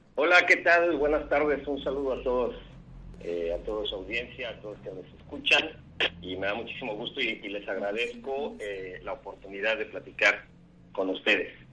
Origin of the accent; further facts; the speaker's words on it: Tabasco, Mexico; moved away as an adult; also born or lived in Mexico City; now in Mérida, Mexico; Nací en la Ciudad de México, aunque nunca vivía allá, pero creo que he ido todos los años de mi vida. Eh, viví la mitad de mi vida en Tabasco y luego me autoexilié aquí a Yucatán, donde estudié